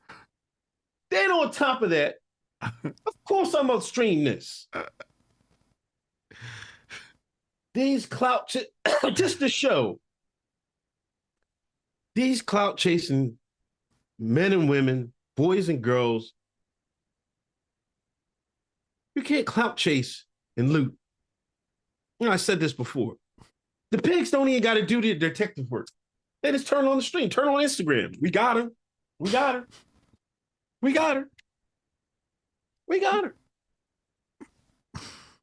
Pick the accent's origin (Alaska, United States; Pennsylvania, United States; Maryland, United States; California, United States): Pennsylvania, United States; Exton; also born or lived in Philadelphia area; I'm the nigga from the streets. I'm the nigga from Exton, Pennsylvania